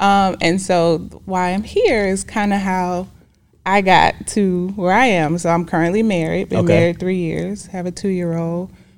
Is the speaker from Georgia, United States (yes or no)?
yes; Decatur, Georgia, United States; I mean, it's popping. No, I'm just kidding. It's greater in Decatur.